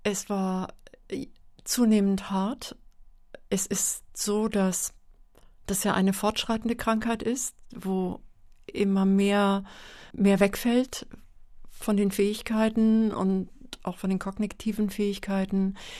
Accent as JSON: {"language": "German", "town": "Meldorf", "region": "Schleswig-Holstein", "country": "Germany", "tie": "born or raised there", "moved": "yes", "said": "Aus Schleswig-Holstein und zwar von der Westküste aus dem Kreis Dithmarschen. Und das ist ähm, ein flaches Land, Marschland. Der Deich ist ganz nah gewesen. Und das Haus, in dem ich groß geworden bin"}